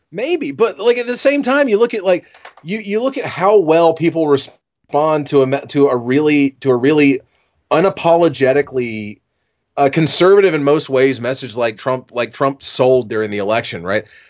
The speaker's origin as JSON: {"language": "English", "region": "South Carolina", "country": "United States", "tie": "born or raised there", "said": "my home state of South Carolina"}